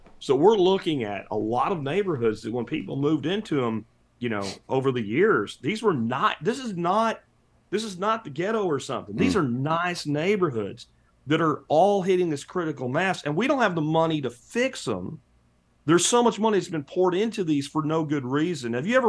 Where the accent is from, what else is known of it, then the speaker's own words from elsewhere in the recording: Pennsylvania, United States; The house that I grew up in Pennsylvania has oak beams in it.